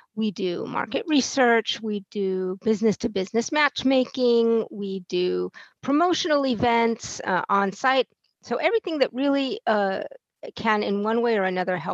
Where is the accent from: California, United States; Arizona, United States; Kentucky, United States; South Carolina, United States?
California, United States; Fresno; moved away as an adult; now in Vienna, Austria; I am from the United States, from Fresno, California, originally